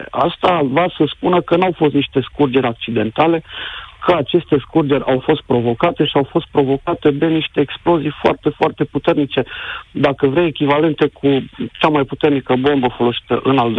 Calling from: Denmark; Întâmplarea face să te sun de la nici 150 de kilometri de incidentele de la gazoductele din Marea Baltică te sunt din Danemarca

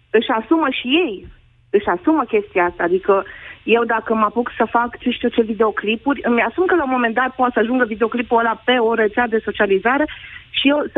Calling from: Brașov, Brașov County, Romania; Uh, sunt din Brașov, am o fetiță și un clasa șasea

